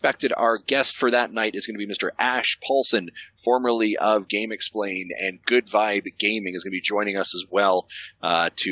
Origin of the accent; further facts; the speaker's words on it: Canada; me being Canadian